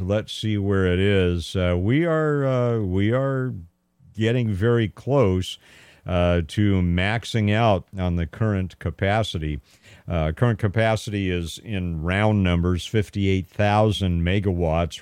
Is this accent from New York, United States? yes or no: no; California, United States; I was born and raised here in California